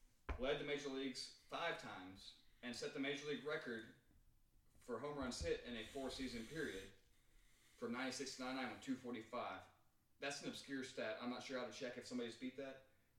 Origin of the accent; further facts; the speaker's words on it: Huntsville, Alabama, United States; we're from Huntsville, Alabama.